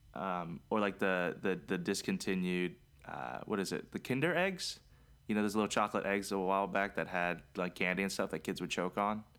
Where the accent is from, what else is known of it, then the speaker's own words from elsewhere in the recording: Maryland, United States; also born or lived in Charlotte; we're from Maryland